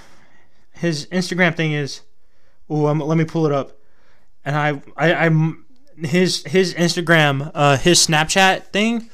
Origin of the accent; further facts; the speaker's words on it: Texas, United States; accent: Texas twang; I'm from Texas. I have a Texas twang, a little twangy twang twang